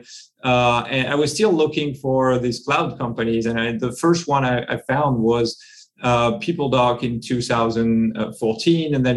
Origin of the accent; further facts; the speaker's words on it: France; English is a second language; moved away as an adult; also born or lived in Silicon Valley, United States; now in London, United Kingdom; As you can guess from my accent, I'm from the other side of the channel. So I was born and raised in France